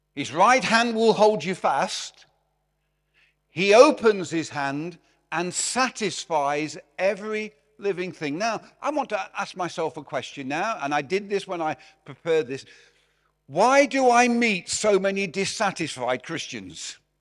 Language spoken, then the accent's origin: English; Derby, East Midlands, United Kingdom; moved away; also born or lived in Glasgow; I'm from Derby